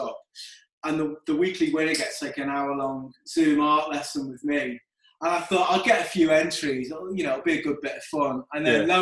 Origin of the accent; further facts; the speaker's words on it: Liverpool, North West England, United Kingdom; accent: Scouse; Born and raised in Liverpool. Was there all my life.